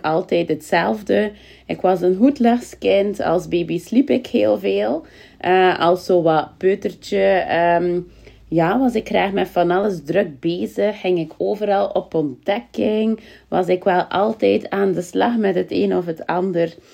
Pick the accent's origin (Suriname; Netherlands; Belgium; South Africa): Belgium; Kortemark, Flanders; accent: West Flemish; natuurlijk kom ik ook vandaan uit Kortemark, wat dat in West-Vlaanderen ligt, is al te horen en mijn accent